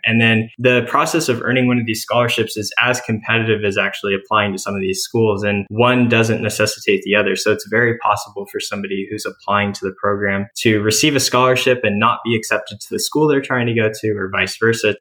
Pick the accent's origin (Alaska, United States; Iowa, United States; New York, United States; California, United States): California, United States; San Diego; I was born and raised in the East County of San Diego